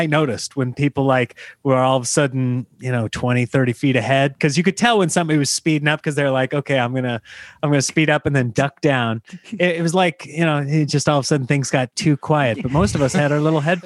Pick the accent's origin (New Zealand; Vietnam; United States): United States; Nebraska; everybody growing up in Nebraska, everybody had the Husker one.